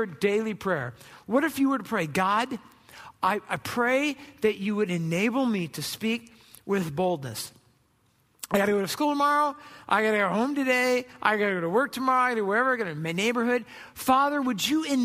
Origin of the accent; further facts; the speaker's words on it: Southern California, United States; I grew up in Southern California.